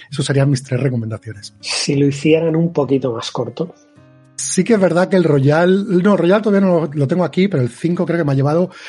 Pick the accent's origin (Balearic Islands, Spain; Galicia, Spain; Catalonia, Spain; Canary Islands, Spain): Catalonia, Spain; Barcelona; moved away; also born or lived in Madrid; aparte de Barcelona, que soy de Barcelona, pero adoro Madrid.